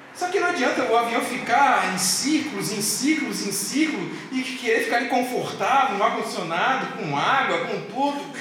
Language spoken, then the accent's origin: Portuguese; South Region, Brazil